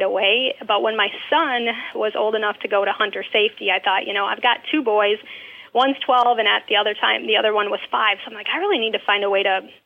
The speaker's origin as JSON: {"language": "English", "town": "La Crosse", "region": "Wisconsin", "country": "United States", "tie": "born or raised there", "said": "I was born and raised in La Crosse, Wisconsin"}